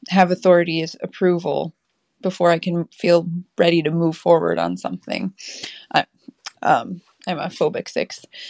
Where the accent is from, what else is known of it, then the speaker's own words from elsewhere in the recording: North Carolina, United States; I am from North Carolina